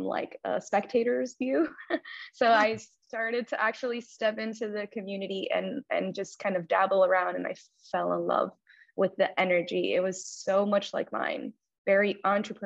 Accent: Miami, Florida, United States; also born or lived in Cuba; I immigrated to this country from Cuba when I was about 5 years old. And I lived in Miami basically all of my life. I was raised here for the most part

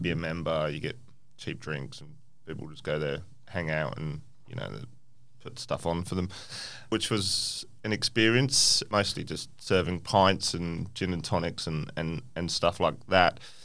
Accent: England, United Kingdom; now in Perth, Australia; I grew up in England

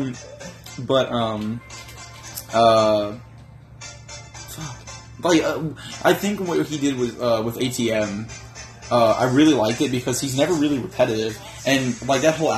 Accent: New York, United States; now in Virginia, United States; I'm from New York

